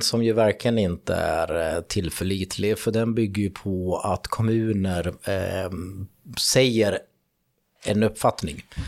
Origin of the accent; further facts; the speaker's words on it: Fagersta, Västmanland, Sweden; jag kommer ju från Fagersta